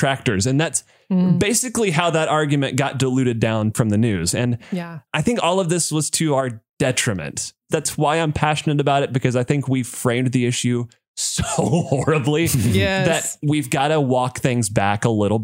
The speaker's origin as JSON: {"language": "English", "region": "the South", "country": "United States", "tie": "born or raised there", "said": "My Christian family growing up in the South, we were farmers"}